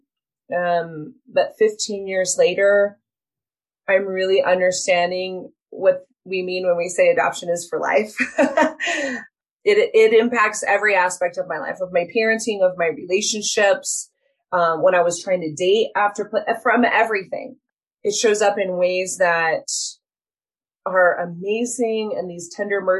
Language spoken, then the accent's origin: English; Utah, United States; I'm born and raised in Utah